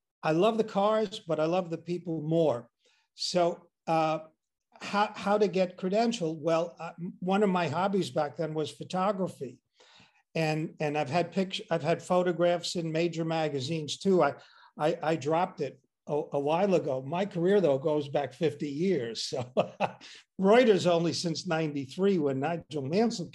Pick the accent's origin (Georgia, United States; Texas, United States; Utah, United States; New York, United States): New York, United States; Long Island; I grew up on Long Island